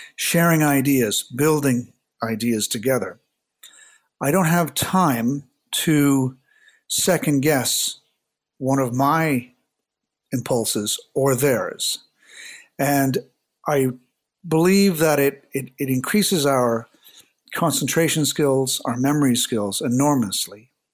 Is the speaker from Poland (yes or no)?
no; Hamilton, Ontario, Canada; moved away; also born or lived in Toronto; I was from a small city outside of Toronto, Hamilton